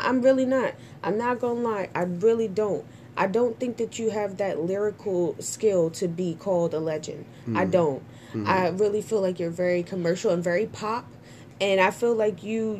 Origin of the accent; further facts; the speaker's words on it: Trinidad & Tobago; I'm Trinidadian